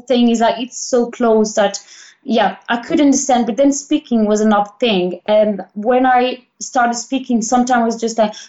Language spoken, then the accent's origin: English; Gap, Provence-Alpes-Côte d'Azur, France; English is a second language; moved away as an adult; now in Milan, Italy; In France, it wasn't like that because just, yeah, I mean, I'm from Gap, which is like countryside. Like I had the mountain, like the mountains right across the road.